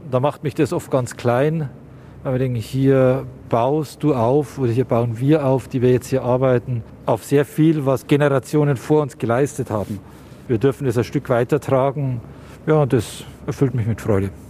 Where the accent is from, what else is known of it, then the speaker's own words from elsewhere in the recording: Munich, Bavaria, Germany; born there; im Herzen Münchens, als geborener Münchner, als Pfarrer tätig zu sein